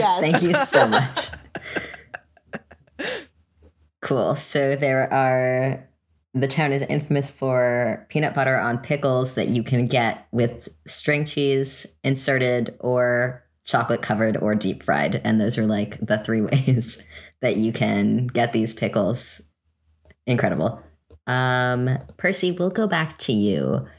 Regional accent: California, United States; moved away; I'm from California, so when I moved here

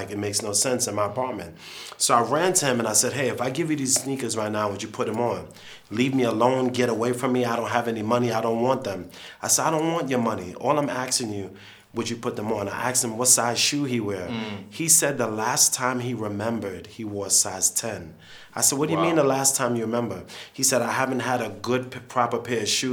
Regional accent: United States; I'm American

